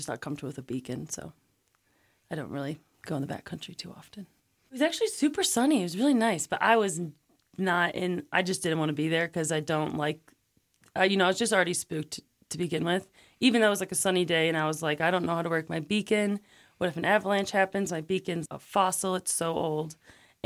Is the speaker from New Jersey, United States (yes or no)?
no; Cleveland, Ohio, United States; moved away as an adult; now in Wilson, United States; I'm from Ohio originally, yes, from Cleveland.